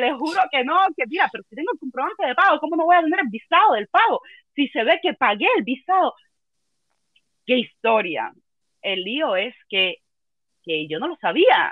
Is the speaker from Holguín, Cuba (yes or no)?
no; Havana, Cuba; moved away as an adult; yo nunca me quise ir de Cuba